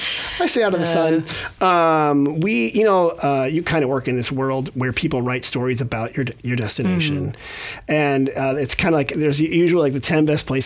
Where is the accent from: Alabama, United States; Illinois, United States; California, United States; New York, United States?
California, United States; Bay Area; I grew up in the Bay Area.